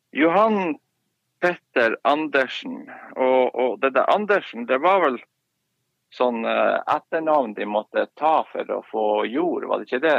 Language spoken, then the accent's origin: Norwegian; Harstad, Troms, Norway; moved away as an adult; now in Karasjok, Norway; man har vokst opp i by og i Harstad